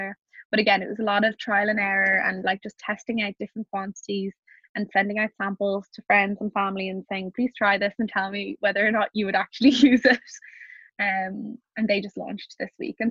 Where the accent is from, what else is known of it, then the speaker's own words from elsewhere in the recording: Ireland; being Irish